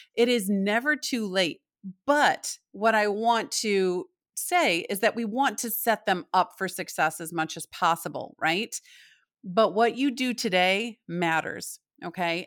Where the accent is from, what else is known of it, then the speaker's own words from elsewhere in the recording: Michigan, United States; also born or lived in Indianapolis, Indiana / Chicago, Illinois; now in Southport, United States; I'm from Michigan.